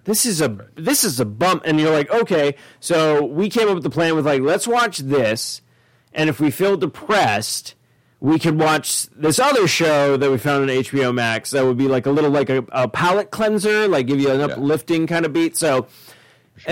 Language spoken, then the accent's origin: English; Ireland; I'm an Irishman